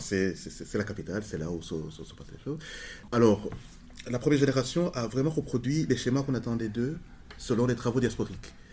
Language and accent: French; Rwanda; now in Brussels, Belgium; je viens du Rwanda